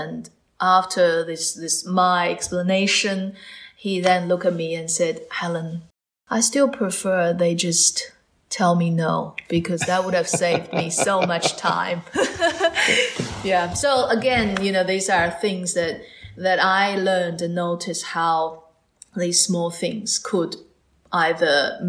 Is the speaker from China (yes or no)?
yes; China; moved away as an adult; also born or lived in Australia / Beijing; now in Cambridge, United Kingdom